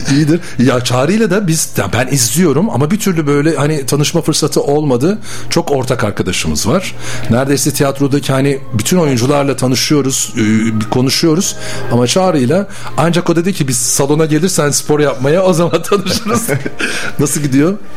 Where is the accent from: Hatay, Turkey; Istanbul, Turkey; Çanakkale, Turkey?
Çanakkale, Turkey; Ezine; now in Bursa, Turkey; Ben Çanakkale Ezine doğumluyum